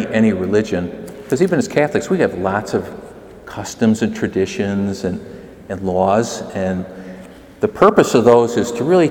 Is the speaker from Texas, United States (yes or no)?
no; McHenry, Illinois, United States; I grew up in McHenry, Illinois